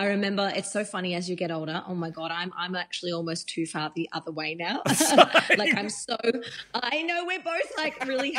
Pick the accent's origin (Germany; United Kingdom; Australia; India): Australia; that's so growing up in Australia to me, just in that era.